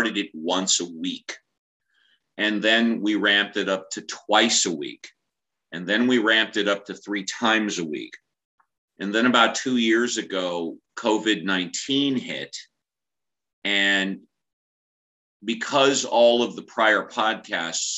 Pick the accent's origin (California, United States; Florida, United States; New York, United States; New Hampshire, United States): California, United States; Southern; I'm born and raised in Southern California